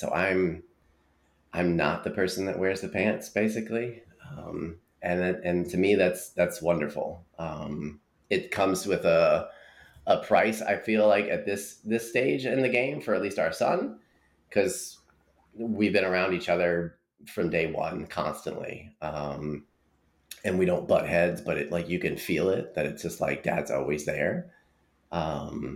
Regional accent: East Rutherford, New Jersey, United States; now in North Carolina, United States; I was born in East Rutherford, which is home to Giant Stadium

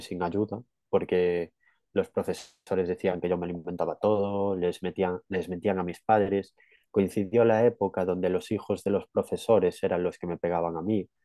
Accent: Galicia, Spain; Yo soy de Galicia

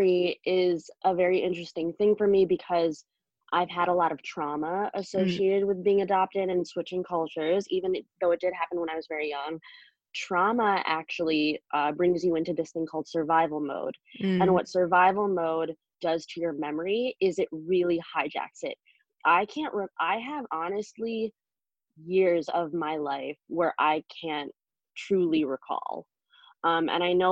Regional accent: United States; born or raised there; also born or lived in China

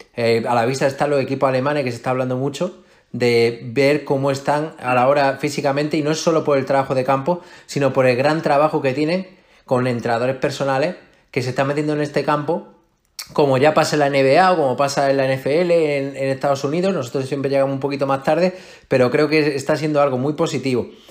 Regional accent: Melilla, Spain; moved away as an adult; now in Madrid, Spain; yo soy de Melilla

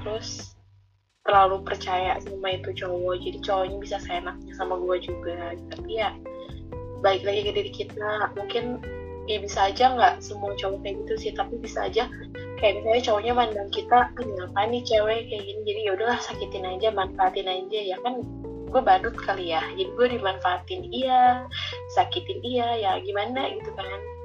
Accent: Bandung, West Java, Indonesia; Gue asal dari Bandung

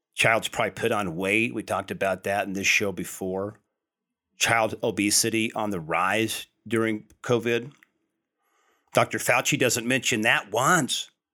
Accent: United States; as American people

